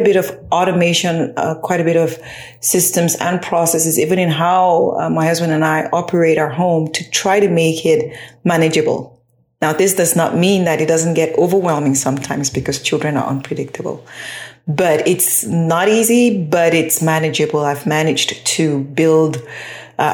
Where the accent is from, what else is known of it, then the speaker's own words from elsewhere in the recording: Cameroon; now in United States; I'm originally from Cameroon in West Africa, but I'm based in the United States right now.